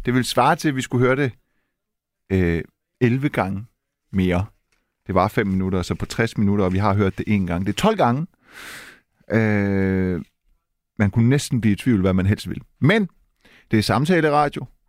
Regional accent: Silkeborg, Central Denmark Region, Denmark; Jeg er fra Silkeborg, jeg har været i Randers

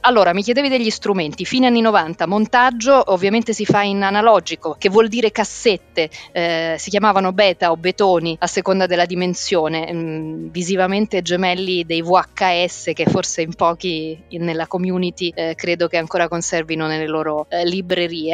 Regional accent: Milan, Lombardy, Italy; also born or lived in Rome; sono nata a Roma, ho fatto le scuole a Milano

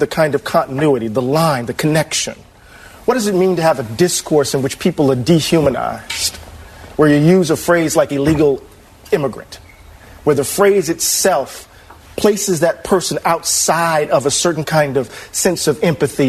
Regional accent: Mississippi, United States; we grew up in Mississippi.

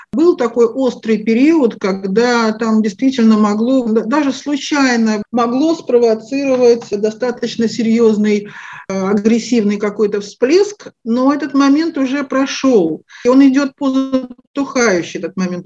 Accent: Moscow, Russia; moved away as an adult; now in Israel; Родилась в Москве, астрологией начала заниматься где-то так в конце 80-х годов

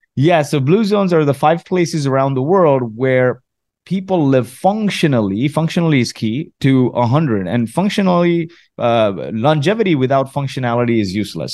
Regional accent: Kuwait; also born or lived in Mumbai, India; now in Canada; was born in Kuwait, refugee of the Gulf War, made my way to Canada a few years after the Gulf War with my family

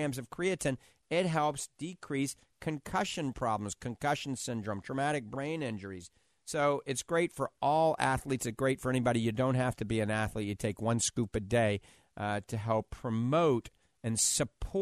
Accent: New Orleans, Louisiana, United States; accent: New Orleans; my New Orleans accent

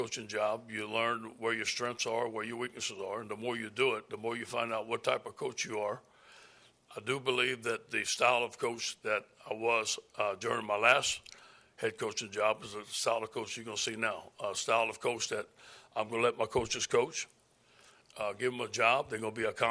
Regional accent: South Louisiana, United States; growing up in South Louisiana

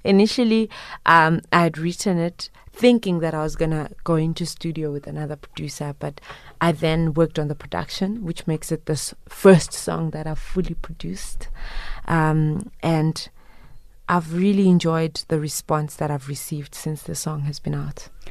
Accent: Zimbabwe; moved away; I am originally from Zimbabwe, but I proudly pay tax in this country

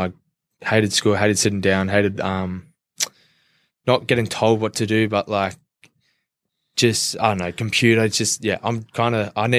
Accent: Castle Hill, New South Wales, Australia; Grew up in Castle Hill, proud Indigenous boy, went to Patrician Brothers College

